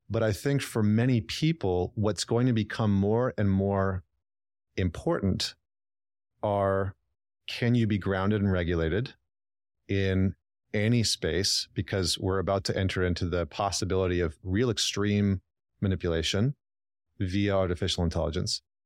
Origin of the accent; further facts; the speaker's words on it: Northern Alberta, Canada; moved away as an adult; also born or lived in Vancouver, Canada; I'm from Northern Alberta